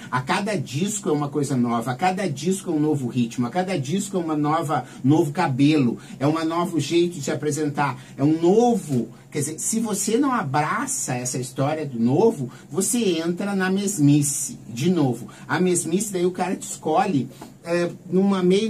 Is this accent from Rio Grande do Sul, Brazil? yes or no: yes; Santa Maria, Rio Grande do Sul, Brazil; moved away as an adult; also born or lived in Porto Alegre; now in São Paulo, Brazil; sou natural de Santa Maria